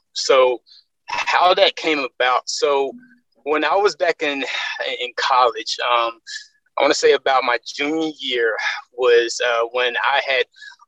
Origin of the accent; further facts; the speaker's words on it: Birmingham, Alabama, United States; I am born and raised in Birmingham, Alabama. So I am a Southern boy. At heart.